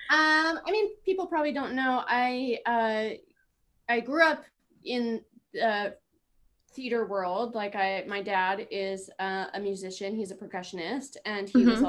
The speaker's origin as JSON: {"language": "English", "area": "just north of Toronto", "region": "Ontario", "country": "Canada", "also_born_or_lived": "Manhattan, New York", "moved": "as an adult", "lives_now": "Brooklyn, United States", "said": "I'm from uh, just north of Toronto. Um, so also being a Canadian girl and up north"}